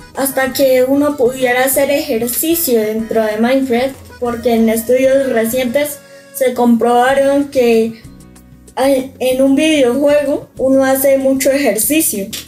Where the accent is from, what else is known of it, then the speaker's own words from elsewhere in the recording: Colombia; now in Guatemala; me gusta más que digan que soy de la tierra de … que digan que soy de la tierra de Pablo Escobar